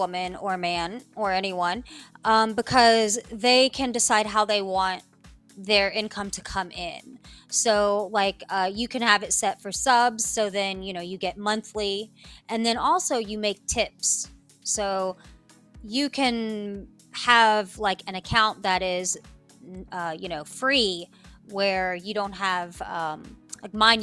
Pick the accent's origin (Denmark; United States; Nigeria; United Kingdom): United States; Appalachia; born or raised there; also born or lived in New Delhi, India